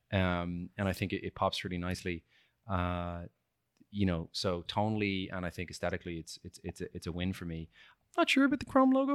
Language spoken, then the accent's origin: English; Ireland; I shouldn't say chips. I'm Irish. Crisps